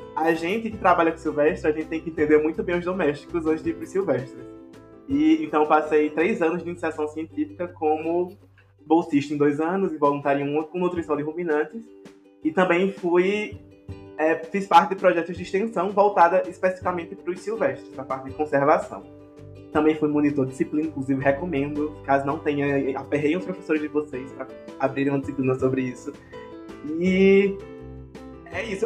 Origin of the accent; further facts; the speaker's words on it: Areia, Paraíba, Brazil; Eu sou de uma cidade chamada Areia, que é na Paraíba